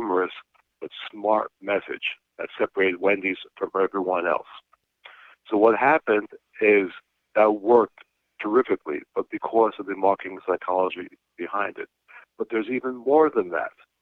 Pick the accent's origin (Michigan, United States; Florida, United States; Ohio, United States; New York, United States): New York, United States; New York City; New York City, where I'm from, which probably everyone can tell by now I'm from New York City.